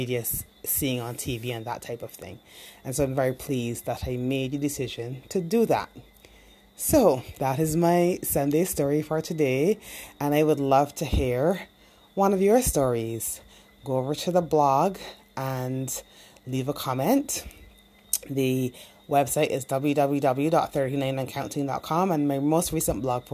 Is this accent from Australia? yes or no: no; Barbados; moved away as an adult; growing up in the Caribbean and growing up specifically in Barbados